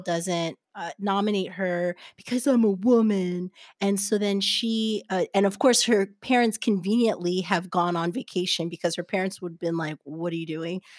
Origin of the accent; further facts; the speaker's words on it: New Jersey, United States; also born or lived in Brooklyn, New York / Haiti (ancestry); now in Los Angeles, United States; My family's from Haiti, but I was born and raised in New Jersey and then schooled on the streets of Brooklyn.